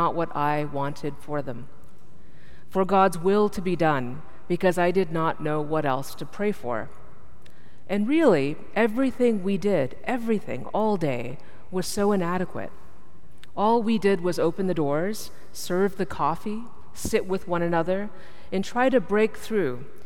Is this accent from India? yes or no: yes; India; I'm from India